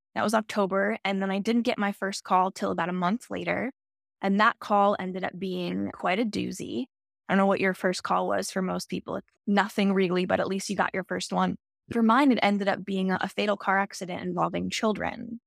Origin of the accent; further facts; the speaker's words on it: Centre County, Pennsylvania, United States; I grew up smack in the middle, in Center County, right in the middle of the state